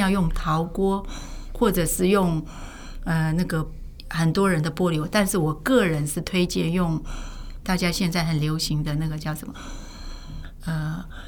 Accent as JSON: {"language": "Chinese", "country": "South Korea", "tie": "born or raised there", "also_born_or_lived": "northern China (ancestry)", "moved": "as an adult", "lives_now": "Taiwan", "said": "我是正好出生在韩国"}